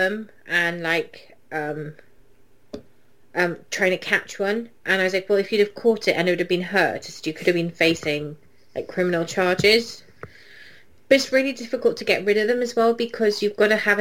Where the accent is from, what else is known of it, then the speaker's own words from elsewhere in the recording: United Kingdom; I'm British